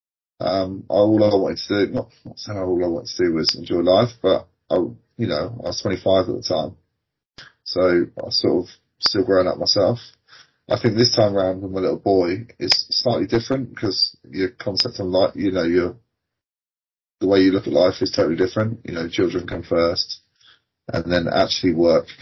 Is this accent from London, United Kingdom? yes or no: no; South Coast, South East England, United Kingdom; Born and bred on the South Coast